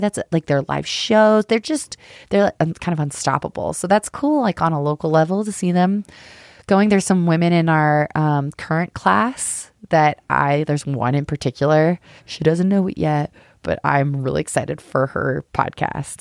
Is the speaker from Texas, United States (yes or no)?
no; Colorado, United States; I'm from Colorado